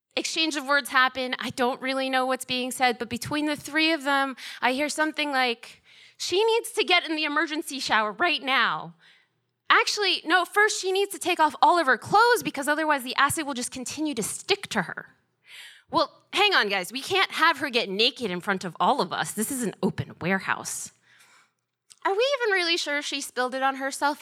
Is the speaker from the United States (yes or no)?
yes; Georgia, United States; moved away as an adult; also born or lived in Boston; as a kid growing up in Georgia, my dream was to go to Georgia Tech